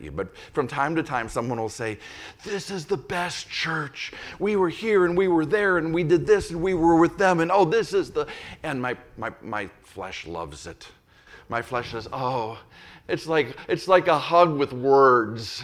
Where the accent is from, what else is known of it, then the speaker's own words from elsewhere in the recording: Saint Paul, Minnesota, United States; moved away; I was a little guy growing up in the Catholic Church when, when the Holy Spirit was cooking in South, Southern California, but directly or indirectly, that Catholic Church in Saint Paul, Minnesota caught that spirit.